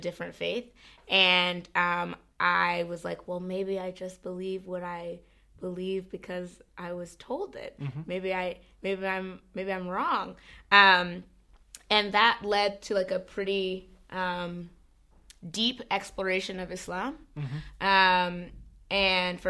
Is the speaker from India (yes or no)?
no; Alexandria, Virginia, United States; I grew up in Virginia, in Alexandria, Virginia, which is right outside of Washington, D.C.